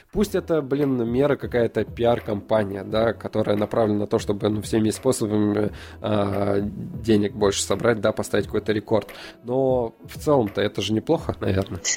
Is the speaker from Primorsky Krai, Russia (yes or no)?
no; Sosnovy Bor, Leningrad Oblast, Russia; moved away; Сосновобор, это мой родной город.